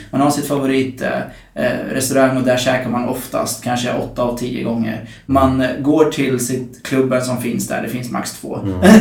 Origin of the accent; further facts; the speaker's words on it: Norrköping, Östergötland, Sweden; now in Stockholm, Sweden; jag kommer från Norrköping